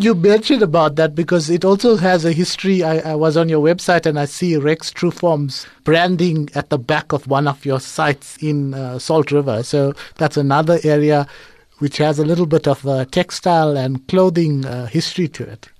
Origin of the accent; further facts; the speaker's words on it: Durban, KwaZulu-Natal, South Africa; it's my hometown